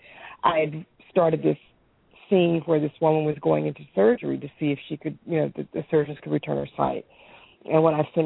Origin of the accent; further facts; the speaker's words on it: East Coast, United States; moved away as an adult; now in Oakland, United States; I'm originally from the East Coast, but Oakland is my home.